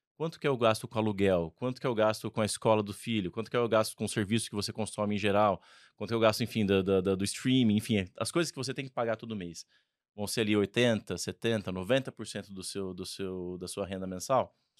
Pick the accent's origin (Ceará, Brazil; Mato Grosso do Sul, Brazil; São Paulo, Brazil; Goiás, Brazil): São Paulo, Brazil; Ribeirão Preto; accent: R caipira; eu sou de Ribeirão Preto. É, então você também vai ver algum R aqui do meu lado